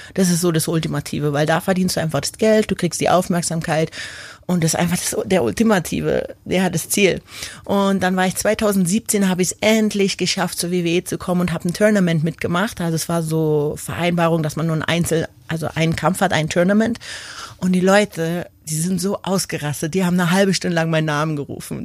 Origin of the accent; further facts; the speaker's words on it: Berlin, Germany; moved away as an adult; also born or lived in Munich / London / Tokyo; now in Kleinbiesingen, Germany; ich bin zwar in Berlin geboren, Großstadt, aber dann bin ich nach München, dann bin ich nach London gegangen